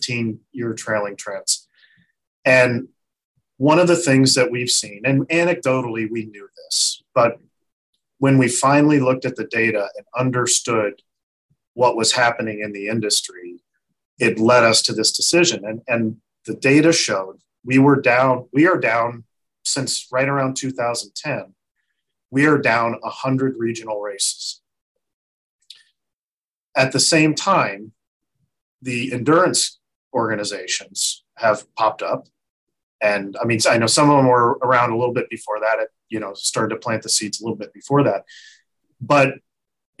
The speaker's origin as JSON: {"language": "English", "region": "Ohio", "country": "United States", "tie": "born or raised there", "said": "I grew up in Ohio"}